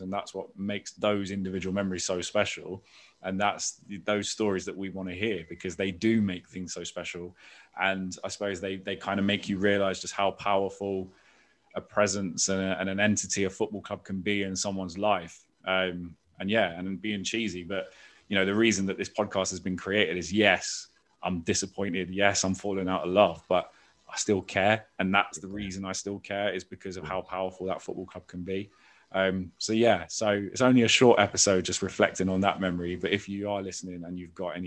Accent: London, United Kingdom; I grew up in Islington. So, you know, growing up in Islington in the mid-90s

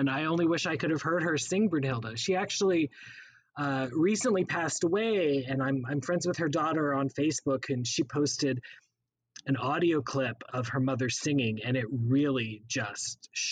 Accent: Texas, United States; also born or lived in Missouri; now in New York, United States; we moved to Texas when I was very, very young. So I do consider myself a Texan

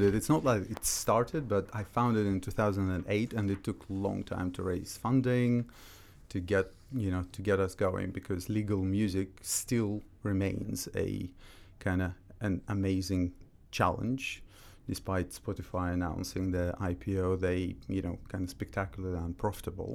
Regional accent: Russia; moved away as an adult; also born or lived in Austria; now in London, United Kingdom; when I was growing up in Russia

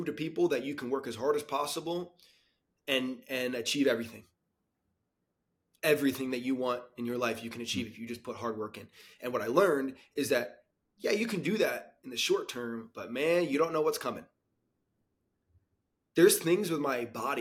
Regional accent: United States; I'm from Florida, New York City

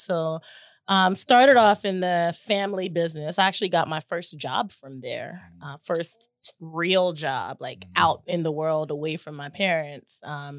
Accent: Chattanooga, Tennessee, United States; I'm from Tennessee. Little Tennessee girl, Chattanooga, Tennessee. I grew up in a restaurant.

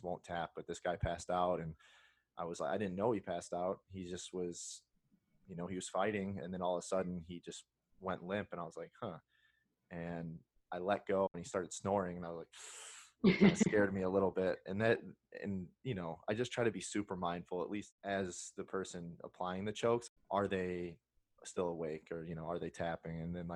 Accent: Indiana, United States; I'm from Indiana

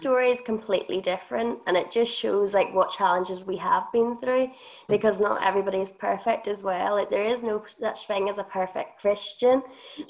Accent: Northern Ireland, United Kingdom; moved away; I come from Northern Ireland

